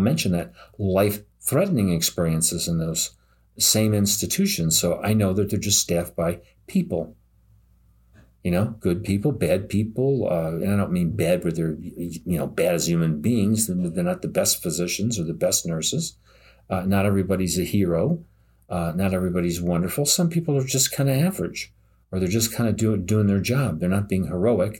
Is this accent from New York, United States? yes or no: yes; New York City, New York, United States; now in upstate New York, United States; I grew up in New York City and I live in upstate New York